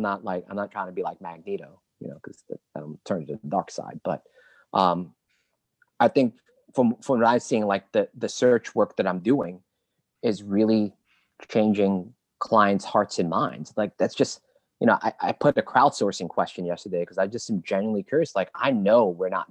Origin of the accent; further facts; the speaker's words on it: New York City, New York, United States; growing up in East Flatbush